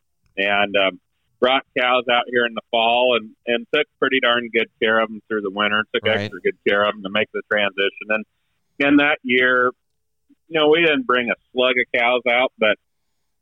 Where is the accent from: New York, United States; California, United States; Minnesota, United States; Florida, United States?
California, United States; Northern; moved away as an adult; also born or lived in Oregon; now in Nebraska, United States; we are originally from Northern California, about an hour and a half south of the Oregon border, where we grew up. I was actually born in Oregon.